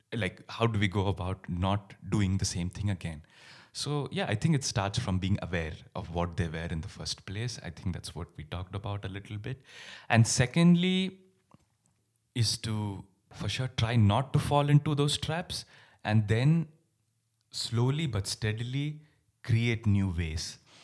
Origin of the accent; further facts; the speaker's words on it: India; moved away; My roots are in India. I grew up in India